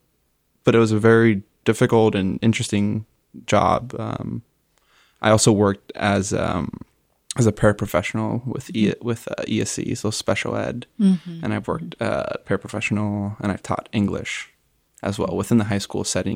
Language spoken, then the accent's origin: English; Hialeah, Florida, United States; I would say Hialeah is a really interesting place to grow up as a Cuban American, but also in general, it has a mix of the United States, but also Cuba itself.